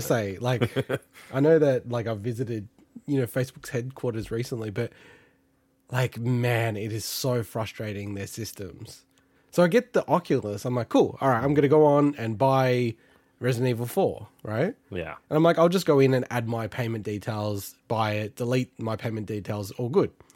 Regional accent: Australia; as an Australian

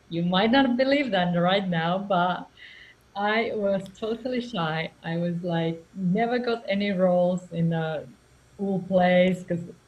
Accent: Finland; English is a second language; now in Spain; I'm from Finland originally and now living in Spain

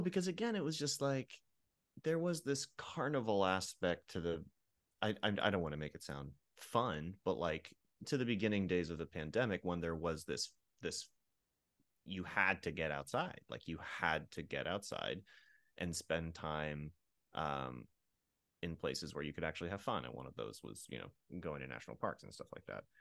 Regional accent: Pennsylvania, United States; I grew up in a ner, uh, in a rural area about an hour west of Philadelphia.

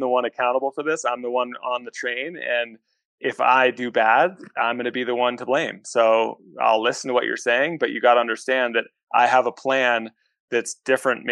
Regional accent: New Hampshire, United States; I was born and raised in New Hampshire

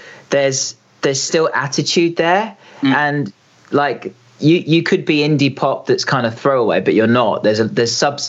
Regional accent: Reading, South East England, United Kingdom; we're both from Reading. We grew up together.

